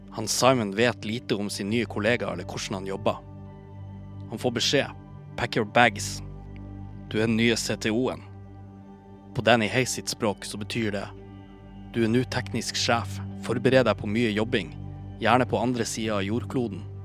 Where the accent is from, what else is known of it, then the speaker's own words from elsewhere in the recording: Bodø, Nordland, Norway; now in Oslo, Norway; Jeg er oppvokst i Bodø, byen som denne historien foregår i.